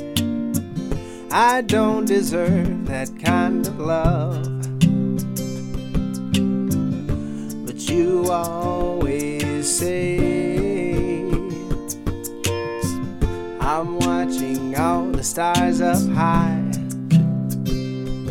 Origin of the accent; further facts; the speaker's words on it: Nashville, Tennessee, United States; I'm from Nashville, Tennessee